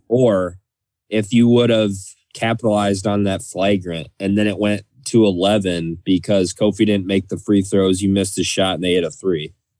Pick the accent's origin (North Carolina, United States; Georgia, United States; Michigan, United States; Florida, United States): Michigan, United States; growing up in Michigan